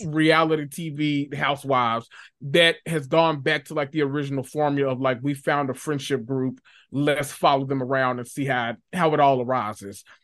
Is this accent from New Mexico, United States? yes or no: no; Memphis, Tennessee, United States; I was born and raised in North Memphis, Tennessee, that, the, the hood of all hoods